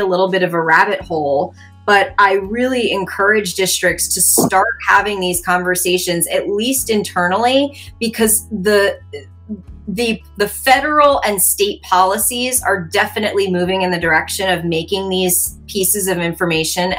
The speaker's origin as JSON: {"language": "English", "town": "Baltimore", "region": "Maryland", "country": "United States", "tie": "born or raised there", "said": "my hometown, Baltimore City"}